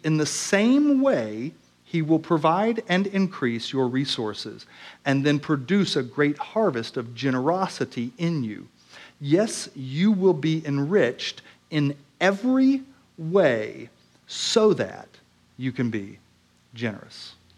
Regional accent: Oklahoma, United States; I grew up in Oklahoma

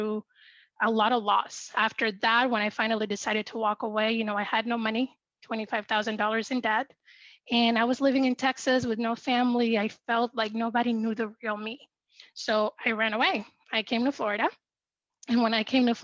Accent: Dominican Republic; I'm from the Dominican Republic

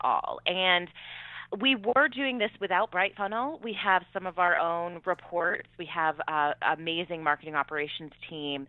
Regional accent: New Hampshire, United States; I'm from New Hampshire

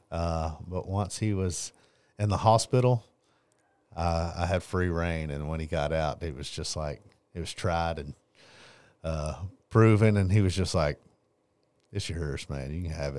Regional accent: Longview, Texas, United States; I grew up here in Longview, Texas, born and raised

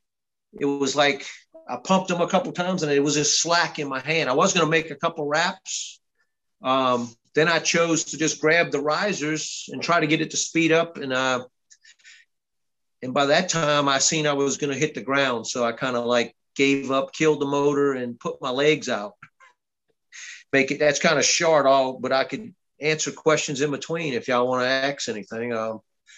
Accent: Louisiana, United States; moved away as an adult; now in Georgia, United States; I'm from Louisiana

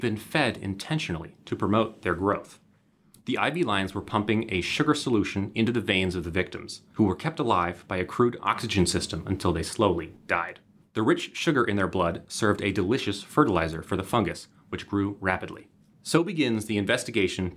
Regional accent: Baltimore, Maryland, United States; Baltimore, Maryland, my hometown.

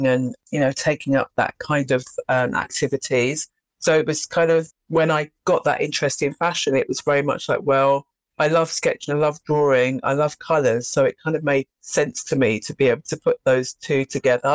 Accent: London, United Kingdom; I did grow up in London. So I was born here. My parents are from the Caribbean. So they came here, I think it was in 1959. So yeah, born and bred actually in London.

